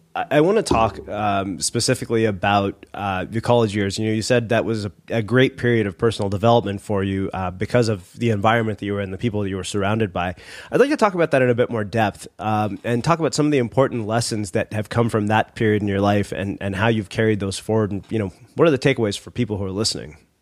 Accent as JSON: {"language": "English", "region": "Texas", "country": "United States", "tie": "born or raised there", "said": "I grew up in Texas"}